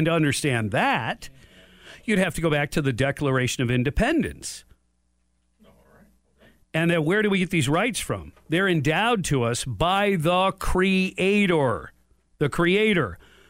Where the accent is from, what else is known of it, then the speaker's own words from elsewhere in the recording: Detroit, Michigan, United States; Well, I was born in Detroit.